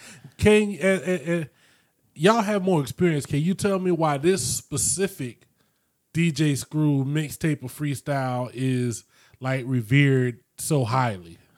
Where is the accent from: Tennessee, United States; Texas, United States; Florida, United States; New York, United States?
Florida, United States; moved away; also born or lived in North Dakota; growing up in Florida in the '90s